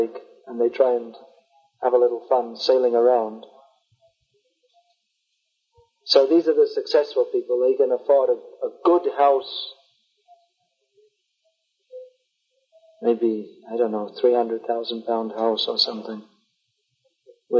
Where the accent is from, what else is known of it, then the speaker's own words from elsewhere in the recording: London, United Kingdom; moved away; I'm from London.